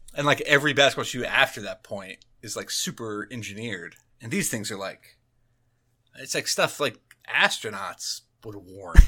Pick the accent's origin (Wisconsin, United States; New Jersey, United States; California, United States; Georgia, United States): New Jersey, United States; I'm from New Jersey